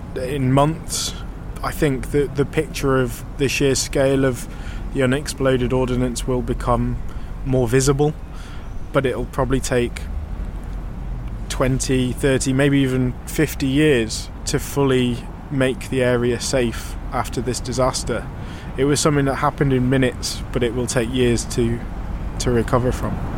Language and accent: English; United Kingdom; I'm a British documentary photographer